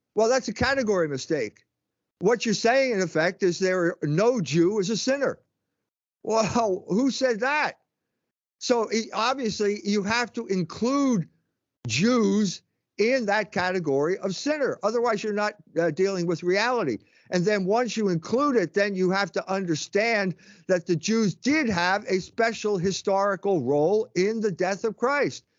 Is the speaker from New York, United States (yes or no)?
no; Philadelphia, Pennsylvania, United States; moved away; I grew up in Pennsylvania. Uh, Philadelphia is where I grew up